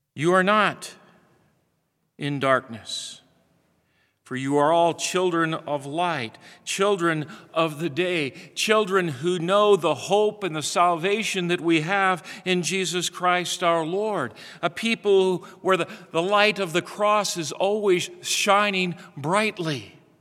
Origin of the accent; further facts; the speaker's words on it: Midwest, United States; Growing up in the Midwest